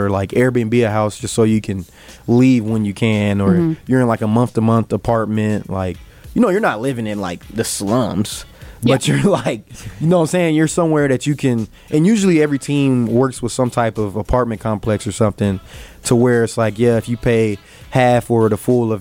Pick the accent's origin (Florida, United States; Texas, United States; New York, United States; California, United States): Texas, United States; growing up in Texas